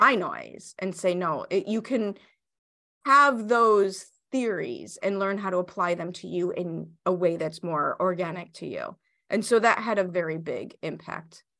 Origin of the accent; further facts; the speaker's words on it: Chicago, Illinois, United States; I grew up in Chicago. I went to Chicago public schools in the seventies and eighties.